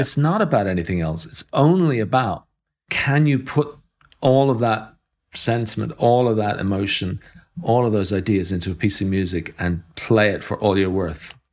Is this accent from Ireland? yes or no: yes; Ireland; coming from Ireland, where we were Europeans, but we were not, um, a colonial power